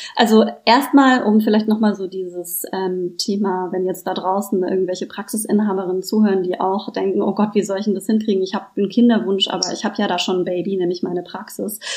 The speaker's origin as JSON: {"language": "German", "country": "Germany", "moved": "yes", "lives_now": "Berlin, Germany", "said": "Ich komme ursprünglich vom schönen Bodensee und bin aber schon sehr lange Wahlberlinerin."}